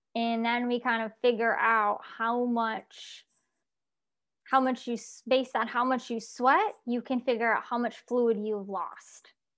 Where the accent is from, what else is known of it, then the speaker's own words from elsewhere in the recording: Syracuse, Albany area, upstate New York, United States; now in Florida, United States; I originally from New York, And I now am in Florida.